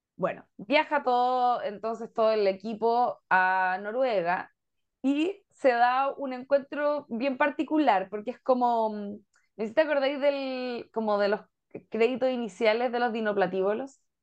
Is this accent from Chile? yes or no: yes; Chile